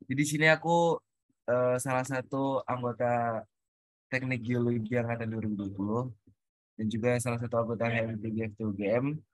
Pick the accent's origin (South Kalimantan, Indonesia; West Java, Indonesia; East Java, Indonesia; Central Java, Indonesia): East Java, Indonesia; Ponorogo; Dan aku asalnya dari Ponorogo dan juga dulu SMA-nya di MA Husnul Fatimah.